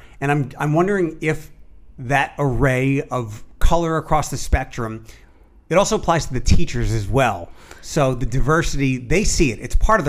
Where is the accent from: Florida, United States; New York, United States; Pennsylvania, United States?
Pennsylvania, United States; Philadelphia; now in Toledo, United States; I'm not originally from here, mm-hmm. I'm from Philadelphia.